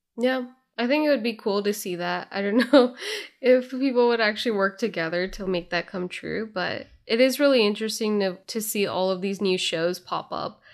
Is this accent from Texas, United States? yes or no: no; Bay Area, California, United States; growing up in the Bay Area